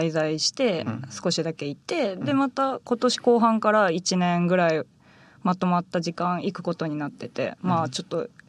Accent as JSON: {"language": "Japanese", "region": "Fukushima", "country": "Japan", "tie": "born or raised there", "said": "私は福島育ちなんですけど"}